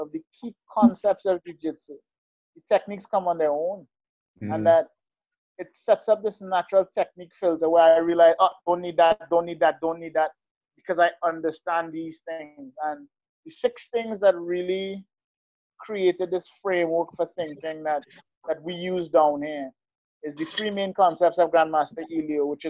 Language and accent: English; Trinidad & Tobago; now in Utah, United States; I'm Trinidad.